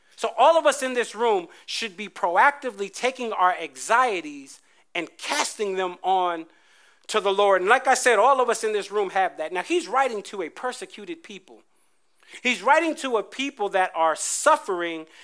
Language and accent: English; New Jersey, United States; I grew up in Jersey